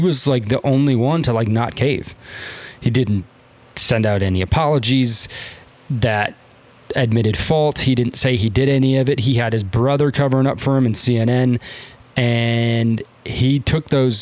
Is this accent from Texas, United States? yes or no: no; San Diego, California, United States; born or raised there